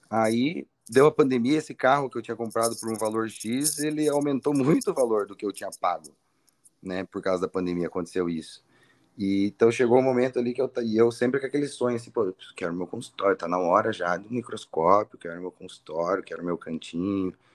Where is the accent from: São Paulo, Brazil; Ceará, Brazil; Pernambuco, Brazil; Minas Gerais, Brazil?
Ceará, Brazil; Fortaleza; now in Curitiba, Brazil; O que, que, você achou da minha terra?